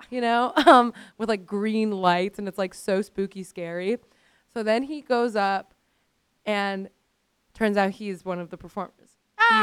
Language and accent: English; Miami, Florida, United States; I grew up in Miami.